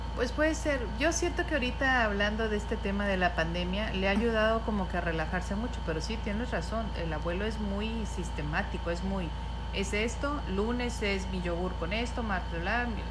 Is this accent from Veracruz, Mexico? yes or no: no; Mazatlán, Sinaloa, Mexico; somos de aquí de Mazatlán